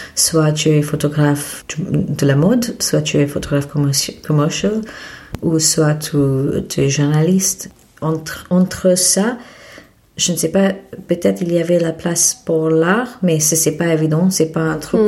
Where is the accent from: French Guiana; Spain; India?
India; Mumbai, Maharashtra; French is a second language; moved away as an adult; also born or lived in Paris, France; je suis née à Bombay en Inde et ah, j'ai fait mes études en Inde aussi